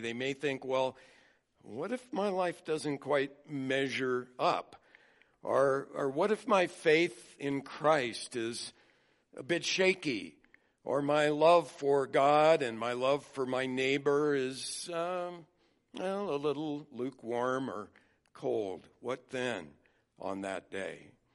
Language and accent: English; United States; I was born in America as a white male